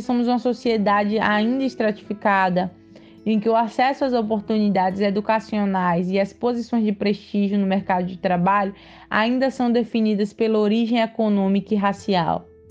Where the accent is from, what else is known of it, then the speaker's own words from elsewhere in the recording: Brazil; nós, como brasileiros, costumamos valorizar a nossa origem diversificada